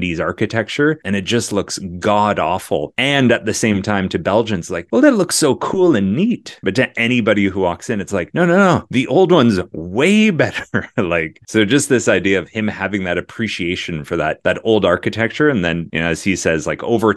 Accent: Canada; As a Canadian-born guy

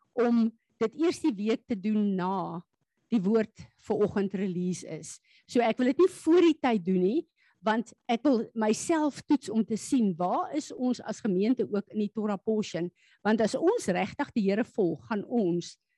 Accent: South Africa; Ek en jy is hemelinge, deel van die koninkryk van God wat op aarde as Suid-Afrikaners 'n pad moet loop

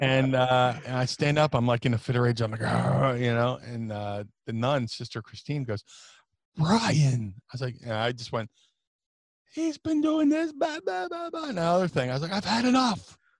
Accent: Atlantic City, New Jersey, United States; also born or lived in Philadelphia / Ohio; I grew up in Atlantic City

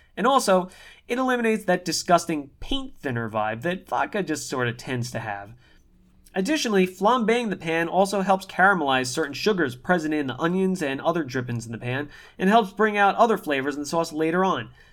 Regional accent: New York, United States; We're both born and raised in New York

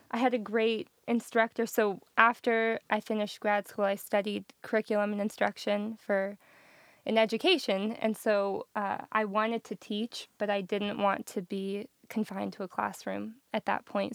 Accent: Colorado Springs, Colorado, United States; moved away as an adult; also born or lived in Denver; now in Nashville, United States; I grew up in Colorado Springs

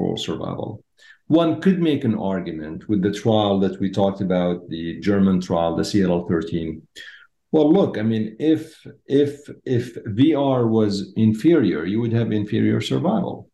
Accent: Syria; moved away; I was born in Syria

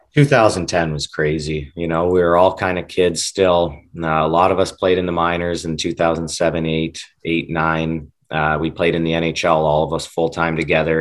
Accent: Western Canada, Canada; Growing up in Western Canada

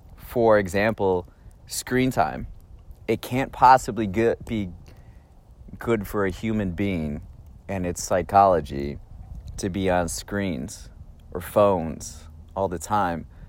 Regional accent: Raymond, Wisconsin, United States; We're in Raymond, Wisconsin, my hometown

